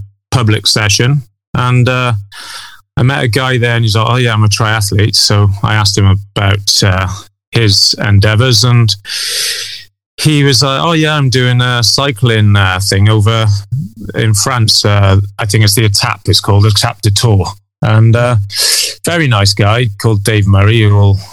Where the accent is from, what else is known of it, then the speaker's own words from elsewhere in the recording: Ogmore-by-Sea, Wales, United Kingdom; I'm from South Wales, Ogmore-by-Sea, and I'm a dentist